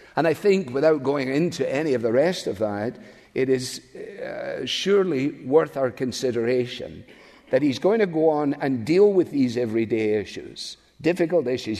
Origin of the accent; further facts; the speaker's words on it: Scotland, United Kingdom; now in United States; as a Scotsman